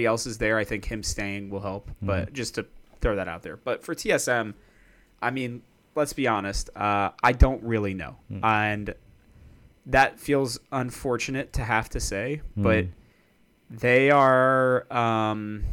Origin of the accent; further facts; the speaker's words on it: Cincinnati, Ohio, United States; I'm from Cincinnati